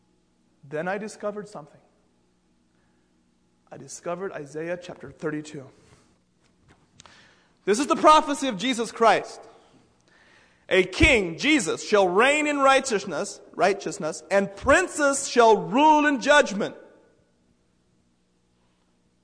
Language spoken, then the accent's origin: English; United States; I'm from the United States